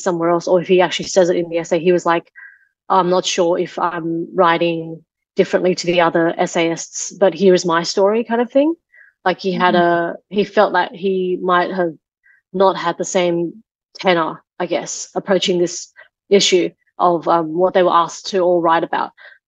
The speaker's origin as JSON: {"language": "English", "country": "Taiwan", "first_language": "Taiwanese", "second_language": "English", "said": "So, well, my English is my third language. My first language was actually Taiwanese, and then Mandarin, and then Chinese, and then English."}